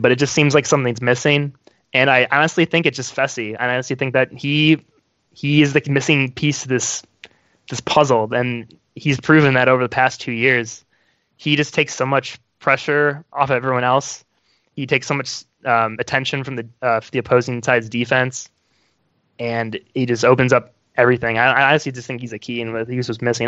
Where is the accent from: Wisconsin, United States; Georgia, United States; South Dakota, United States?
Wisconsin, United States; moved away as an adult; also born or lived in Chicago; now in Indianapolis, United States; when I was growing up in Wisconsin, I played played soccer